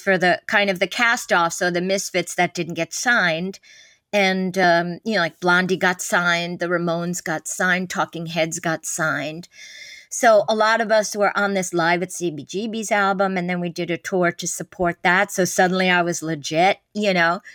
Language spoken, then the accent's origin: English; New York City, New York, United States; we came in from Brooklyn